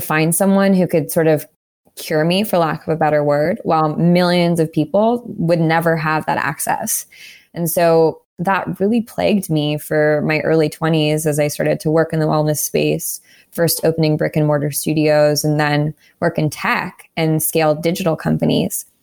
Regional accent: Southern California, United States; moved away as an adult; also born or lived in New York; I grew up in Southern California. I moved to New York

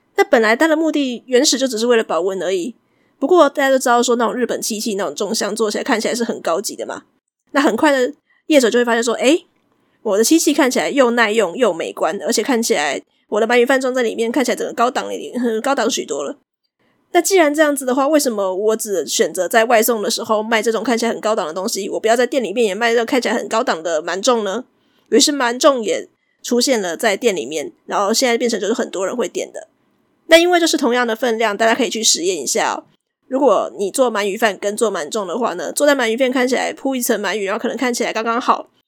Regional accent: Taiwan; 我们台湾人现在中秋节一定要吃烤肉

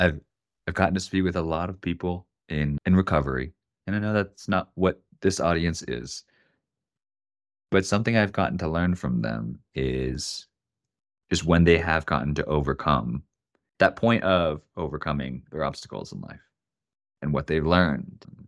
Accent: Oregon, United States; now in Denver, United States; I'm from Oregon, I have an Oregon phone number, I live in Denver, Colorado

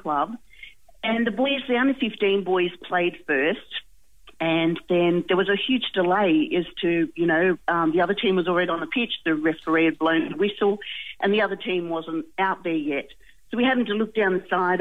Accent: Australia; we're from Australia

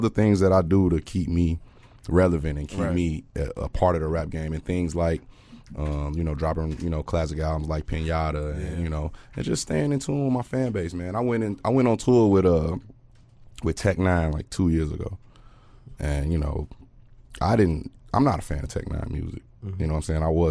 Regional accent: Gary, Indiana, United States; I'm from Gary, Indiana, nigga. I'm, you know, the east side

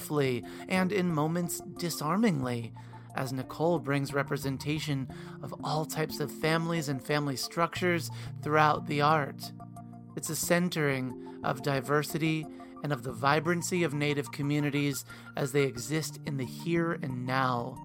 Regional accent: Maryland, United States; I'm from Maryland

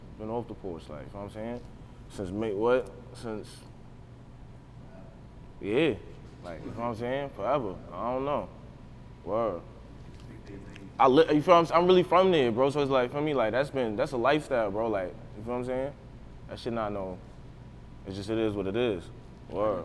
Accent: United States; I'm really from the Drive, though. Like, I was born and raised here, whole life, came up

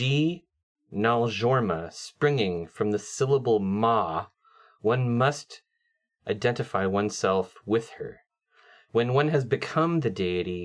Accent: West Coast, United States; accent: West Coast; I know that my West Coast accent murders vowels

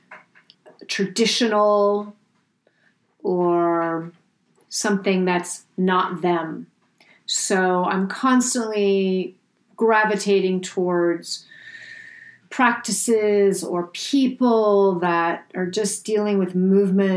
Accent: New York City, New York, United States; I was raised in New York City in a rent stabilized apartment on Park Avenue

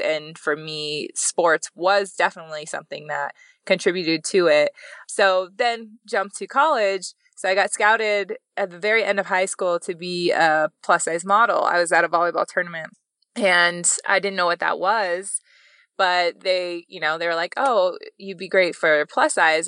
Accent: Wyoming, United States; I'm from Wyoming

